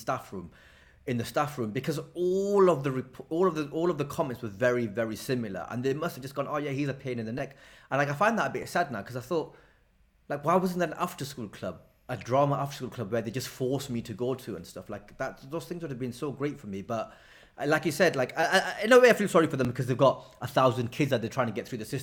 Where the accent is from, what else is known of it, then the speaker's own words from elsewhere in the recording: Blackburn, North West England, United Kingdom; growing up in Blackburn was great.